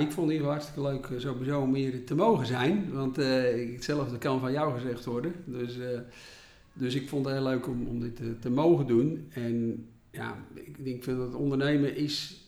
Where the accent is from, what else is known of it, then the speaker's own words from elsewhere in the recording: Volendam, North Holland, Netherlands; Ik kom uit Volendam